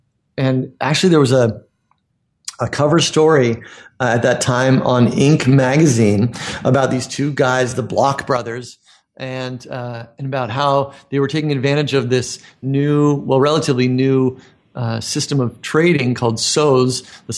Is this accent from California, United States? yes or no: yes; Half Moon Bay, California, United States; I was born and raised in Northern California and went to college in Santa Cruz and ended up traveling around the world and eventually ended up back in Half Moon Bay, my hometown